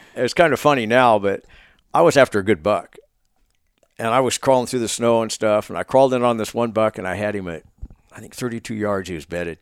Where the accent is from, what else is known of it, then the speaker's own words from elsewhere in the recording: Oregon, United States; moved away; Oregon for my late s, back my hometown